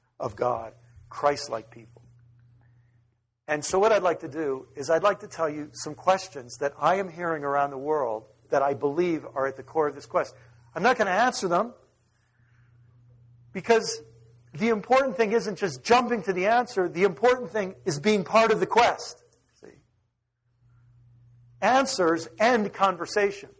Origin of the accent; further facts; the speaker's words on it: United States; an American who lives in the suburbs